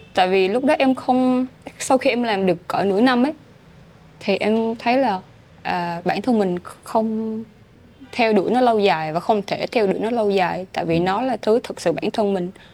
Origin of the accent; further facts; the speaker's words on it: Phan Rang–Tháp Chàm, Ninh Thuận, Vietnam; moved away as an adult; also born or lived in Ho Chi Minh City; quê hương của mình ừ. với Phan trang Ninh Thuận